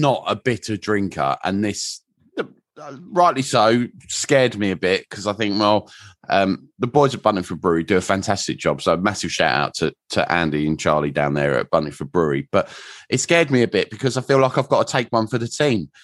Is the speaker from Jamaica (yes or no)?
no; England, United Kingdom; being English